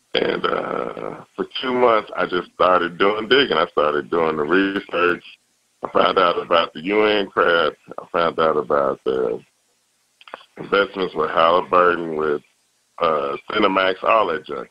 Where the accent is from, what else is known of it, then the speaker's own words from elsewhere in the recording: Chicago, Illinois, United States; now in Austin, United States; I grew up in Chicago